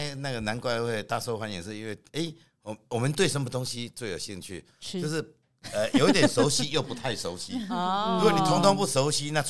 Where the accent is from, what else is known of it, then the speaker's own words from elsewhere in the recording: Taiwan; 其实现在这些那个香草也好，香菜也好的味道、口感都已经慢慢进入我们台湾人的生活。